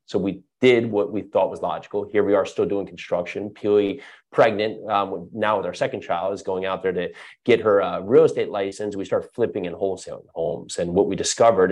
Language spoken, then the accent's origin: English; New Jersey, United States; moved away as an adult; also born or lived in New York City; I was born and raised in New Jersey, moved to New York City in my early 20s